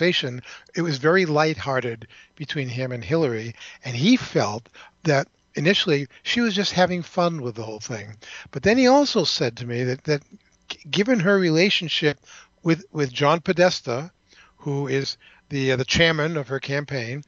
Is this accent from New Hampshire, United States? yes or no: yes; New Hampshire, United States; New Hampshire, my home state